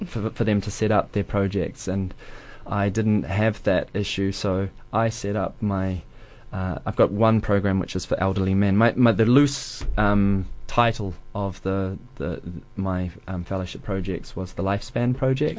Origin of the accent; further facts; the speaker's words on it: Dunedin, Otago, New Zealand; moved away as an adult; I wanted to move back to Dunedin